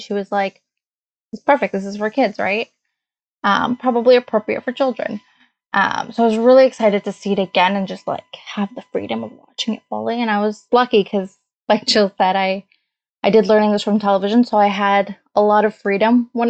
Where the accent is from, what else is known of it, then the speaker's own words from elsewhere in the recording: Canada; English is a second language; also born or lived in Hamilton; I was born a few years after they came to Canada